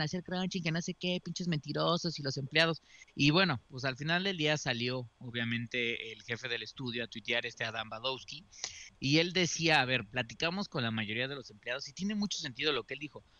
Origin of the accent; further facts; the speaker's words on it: Mexico; siendo mexicano